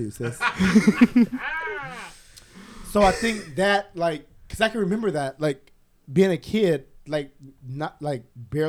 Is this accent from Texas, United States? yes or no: no; Los Angeles, California, United States; also born or lived in Inglewood, California; I was born in Inglewood at Centinella Hospital, and I was raised in the project, which is Watts.